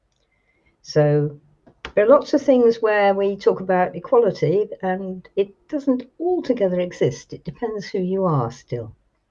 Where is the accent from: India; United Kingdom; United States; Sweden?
United Kingdom; Dartmoor, South West England; also born or lived in Isle of Man; I was born actually on Dartmoor and I lived there on and off